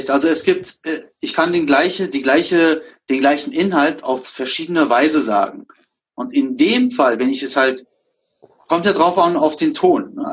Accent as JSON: {"language": "German", "country": "Germany", "tie": "born or raised there", "said": "ich bin auch selber Türke. Also geboren, ne? Also ich bin zwar in Deutschland groß geworden"}